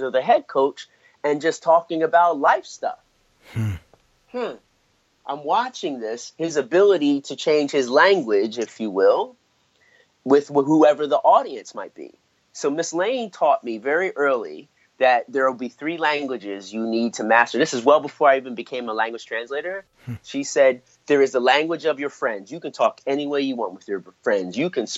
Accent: Philadelphia, Pennsylvania, United States; my hometown team, the Philadelphia 76ers

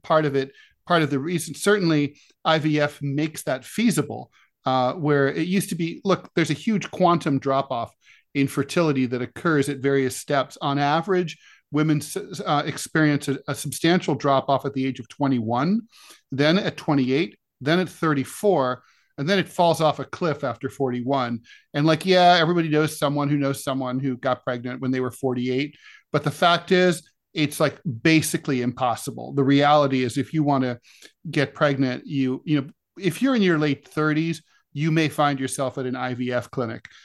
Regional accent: Ohio, United States; my home state of Ohio

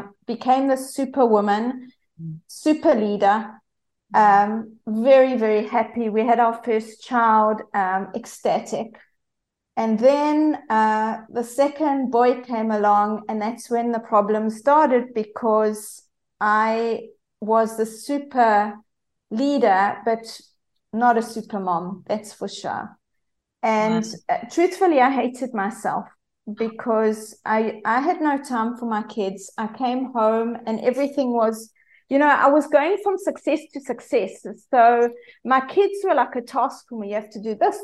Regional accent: South Africa; accent: South African; as you can hear from my accent, I'm South African

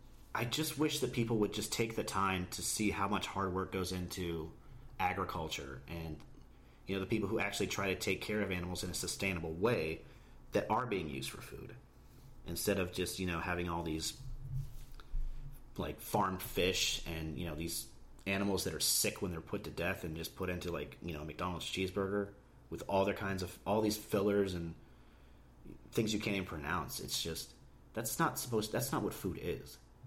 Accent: Barrie, Ontario, Canada; also born or lived in Toronto / Philadelphia / Georgia; now in United States; I was born in Toronto. We lived in a little suburb outside called Barrie, which was an amazing place. It was a beautiful place. I loved living there.

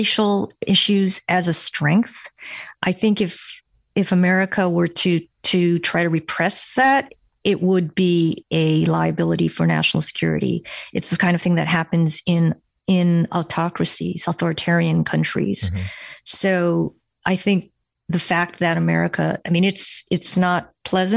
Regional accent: Hawaii, United States; moved away as an adult; also born or lived in Berkeley; I grew up in Hawaii where Asian Americans were, if not a majority, there were plurality, certainly

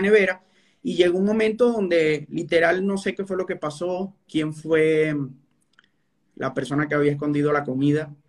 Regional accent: Venezuela; moved away as an adult; now in Colombia

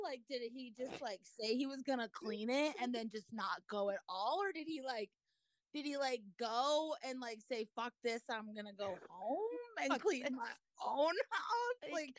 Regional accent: Colorado, United States; I'm from Colorado, the high mountains of Colorado.

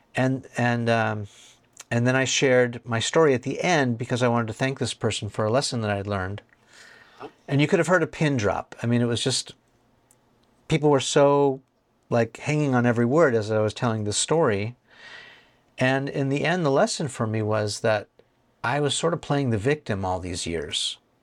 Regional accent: California, United States; I'm from California

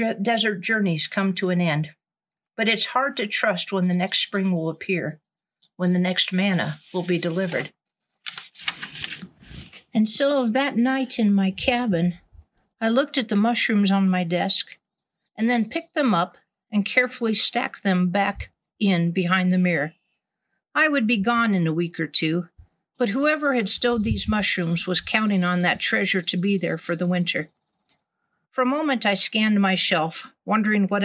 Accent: Wyoming, United States; I'm from Wyoming, and because I'm a camp wrangler, people often assume I grew up on a ranch, which wasn't the case at all. My mother was a kindergarten teacher. We lived in town

